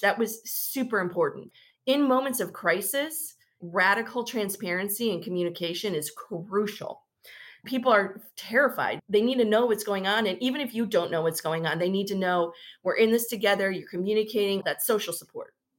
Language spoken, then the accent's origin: English; suburbs of Chicago, Illinois, United States; now in Dallas, United States; I grew up in the Midwest, suburbs of Chicago